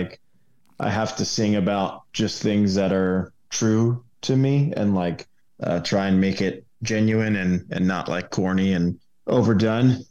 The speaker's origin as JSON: {"language": "English", "region": "New York", "country": "United States", "moved": "as an adult", "lives_now": "Winston-Salem, United States", "said": "I'm a transplant from New York. Um, I moved here about five years ago"}